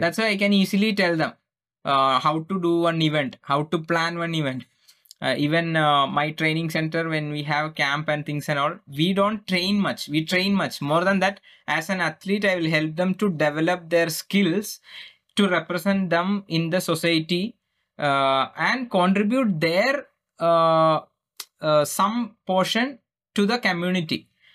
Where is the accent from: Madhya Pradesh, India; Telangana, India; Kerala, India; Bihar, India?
Kerala, India; English is a second language; I am just gone from Kera, Kerala, India. I don't even speak English